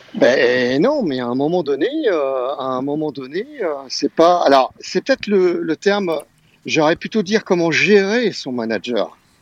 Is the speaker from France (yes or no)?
yes; Marseille, Provence-Alpes-Côte d'Azur, France; je suis de Marseille, hein, comme vous l'avez pu l'entendre